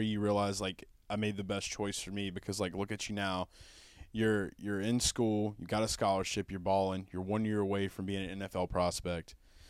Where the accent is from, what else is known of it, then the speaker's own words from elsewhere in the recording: Hammond, Louisiana, United States; So with growing up in Hammond, man, I mean, like, I know that, you know, other than Southeastern, really, the next place that people are going to be looking at for, like, football is going to be, like, LSU and stuff.